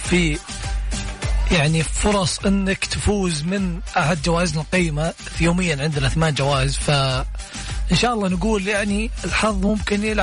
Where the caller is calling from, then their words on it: Tabuk, Tabuk Province, Saudi Arabia; انا اكلمك من السعوديه من من السعوديه من تبوك من تبوك